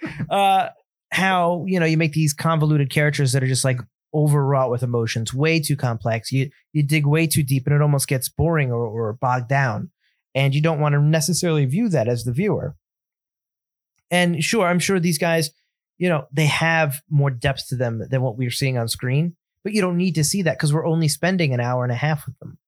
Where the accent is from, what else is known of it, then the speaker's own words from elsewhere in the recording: United States; as an American